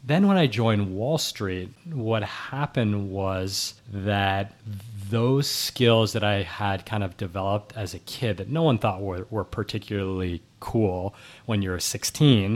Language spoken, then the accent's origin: English; New York City, New York, United States; recording from fifteen blocks from where, where I grew up, and, uh, I was born in New York City